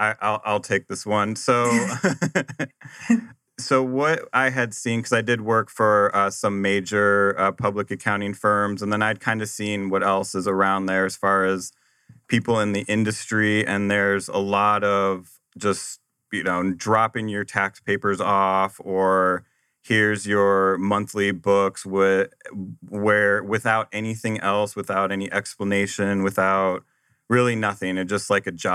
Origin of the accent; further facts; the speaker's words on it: Nebraska, United States; also born or lived in Arizona / Boston; Well, I grew up in Nebraska and moved here to Arizona after I graduated.